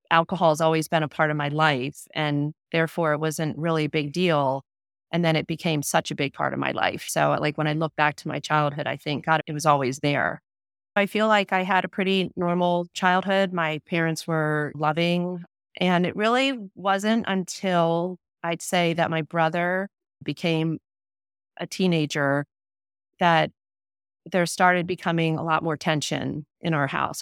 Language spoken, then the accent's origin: English; Delaware, United States; I grew up in Delaware, small town in Delaware, born and raised there.